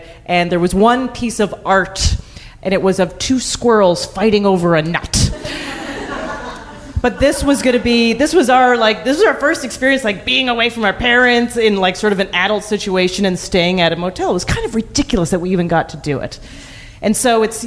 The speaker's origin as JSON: {"language": "English", "town": "Calgary", "region": "Alberta", "country": "Canada", "tie": "born or raised there", "said": "I grew up in Calgary"}